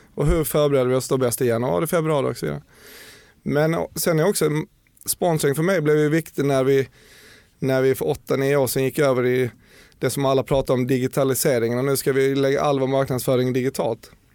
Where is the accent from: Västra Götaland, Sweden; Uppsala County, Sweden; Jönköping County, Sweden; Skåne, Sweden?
Skåne, Sweden; Bjärred; accent: skånska; moved away as an adult; now in Stockholm, Sweden; Jag är en eh, inflyttad skåning som säkert hörs, som jag gör allting för att behålla egentligen.